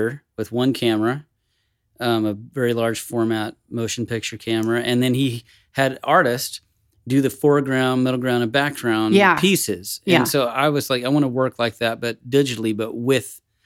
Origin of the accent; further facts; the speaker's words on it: Dallas, Texas, United States; now in Lockhart, United States; I'm from Dallas